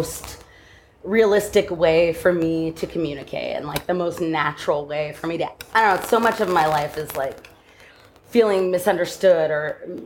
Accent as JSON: {"language": "English", "region": "Southern California", "country": "United States", "tie": "born or raised there", "also_born_or_lived": "New York / Brooklyn", "moved": "as an adult", "lives_now": "Los Angeles, United States", "said": "I grew up in California"}